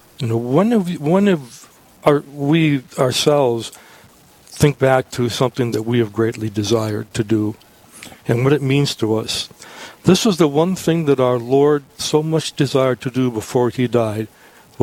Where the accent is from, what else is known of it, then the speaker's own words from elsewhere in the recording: Aberdeen, South Dakota, United States; I'm from Aberdeen